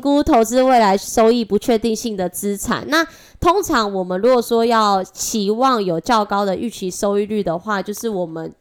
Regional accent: Taiwan; accent: Taiwanese Mandarin; 我是台湾国语界最正的俏妞

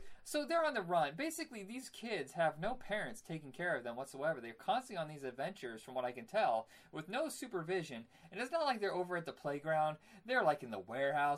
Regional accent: Indiana, United States; I grew up in Indiana

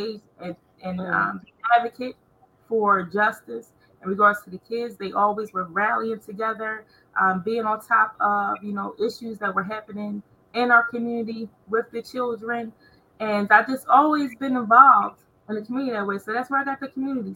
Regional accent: Coatesville, Pennsylvania, United States; I'm from Coatesville, Pennsylvania. And I grew up in a community called Carver's Court

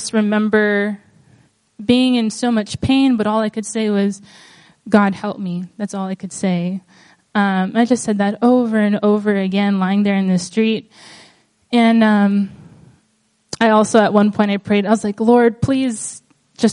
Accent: Guam; moved away as an adult; now in Portland, United States; I was born and raised here on Guam.

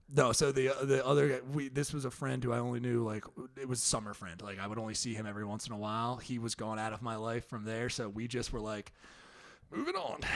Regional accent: New Jersey, United States; moved away as an adult; also born or lived in Philadelphia; I went to school in Philly, but I'm from Jersey

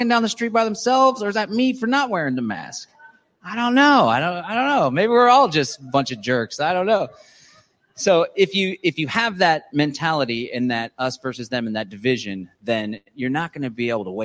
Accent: Texas, United States; I'm a Texan.

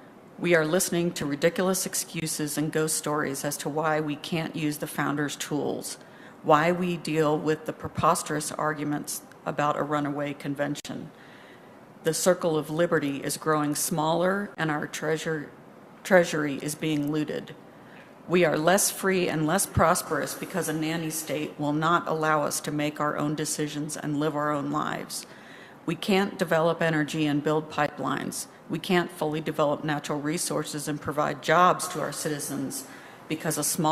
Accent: Shepherd, Montana, United States; I'm from Shepherd.

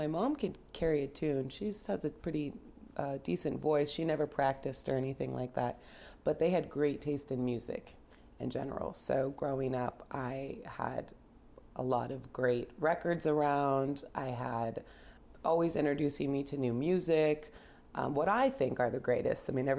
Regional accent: Yorba Linda, California, United States; also born or lived in Los Angeles, California / New York; Born and raised in Orange County, California. Little town called Yorba Linda. But I moved to LA when I graduated high school.

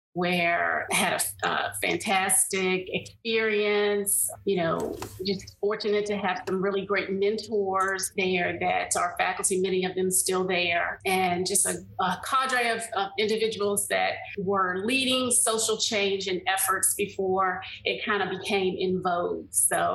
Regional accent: Washington, District of Columbia, United States; As you know, I'm a native Washingtonian. So I grew up in the Washington metropolitan area.

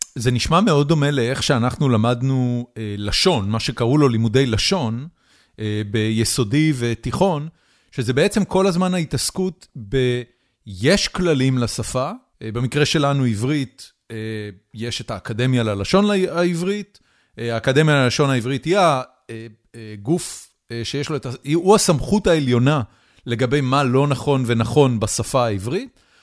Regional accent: Israel; moved away as an adult; now in United States

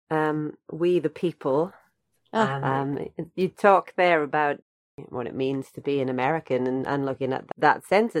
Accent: Wales, United Kingdom; I'm not English, I'm Welsh

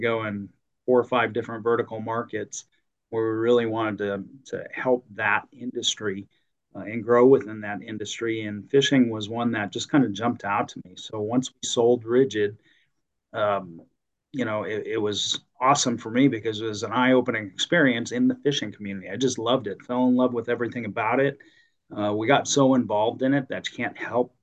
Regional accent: Illinois, United States; moved away as an adult; now in Arizona, United States; I grew up in the Midwest, so back in Illinois

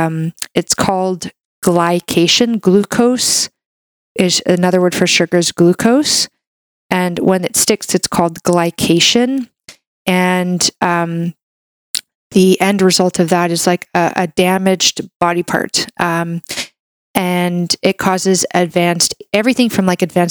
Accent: Canada; I'm a Canadian medical doctor

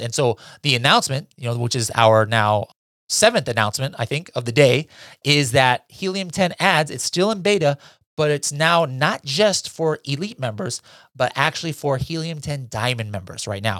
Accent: Philippines; being Filipino

